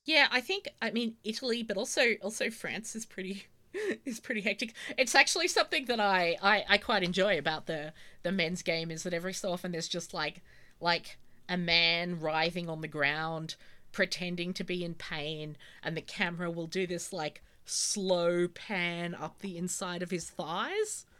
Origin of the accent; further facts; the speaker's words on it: Australia; growing up in Australia